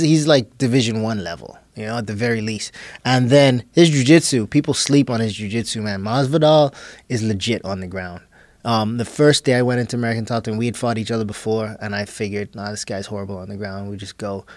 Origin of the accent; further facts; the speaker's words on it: Bahamas; moved away; also born or lived in Texas; I'm this kid from the Bahamas